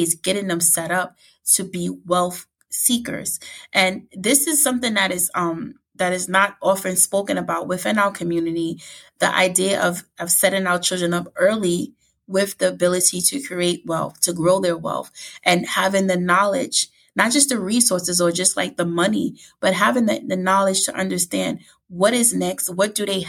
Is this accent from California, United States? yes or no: no; New York City, New York, United States; growing up in the Bronx and, you know, lower income family